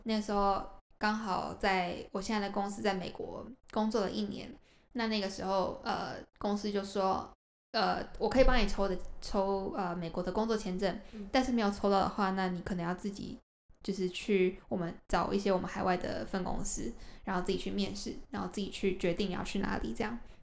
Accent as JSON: {"language": "Chinese", "country": "Taiwan", "also_born_or_lived": "United States", "moved": "yes", "lives_now": "Japan", "said": "那我就也只能回台湾啦"}